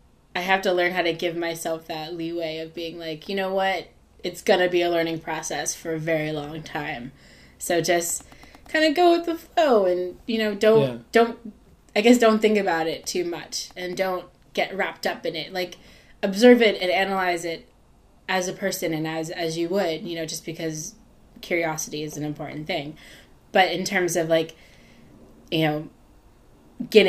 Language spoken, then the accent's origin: English; United States; as an American